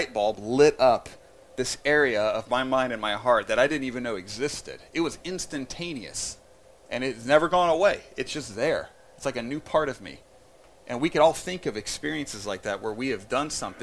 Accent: Indiana, United States; I grew up in Indiana

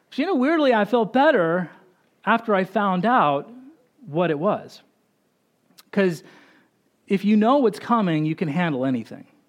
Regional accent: Boise, Idaho, United States; we grew up in Boise, Idaho

